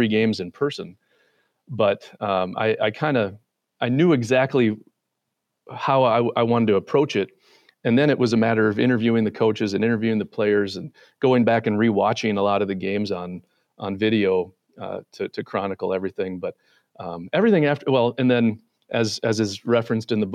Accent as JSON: {"language": "English", "town": "Mitchell", "region": "South Dakota", "country": "United States", "tie": "born or raised there", "moved": "yes", "lives_now": "Minnesota, United States", "said": "I grew up in Mitchell, South Dakota, home of the world's only corn palace."}